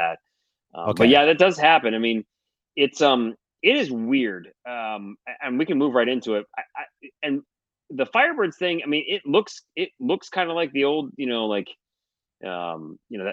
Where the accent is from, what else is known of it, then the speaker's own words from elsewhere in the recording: Detroit, Michigan, United States; moved away; also born or lived in Cincinnati, Ohio; I grew up in Detroit. I grew up in Michigan.